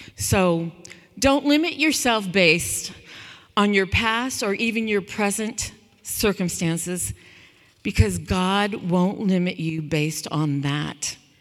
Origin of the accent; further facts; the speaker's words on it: California, United States; I grew up in California